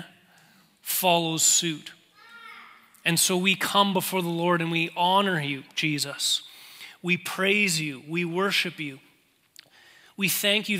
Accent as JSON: {"language": "English", "region": "Manitoba", "country": "Canada", "moved": "yes", "lives_now": "Calgary, Canada", "said": "we're both from Manitoba"}